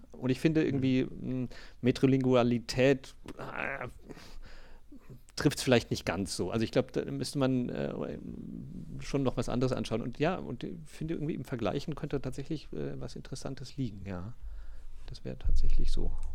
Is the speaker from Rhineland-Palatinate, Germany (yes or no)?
no; Großauheim, Hesse, Germany; in meiner Heimatstadt Großauheim